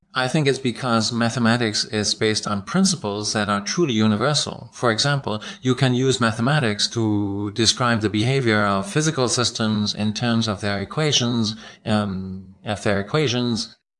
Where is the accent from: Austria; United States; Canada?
Austria; I'm from Austria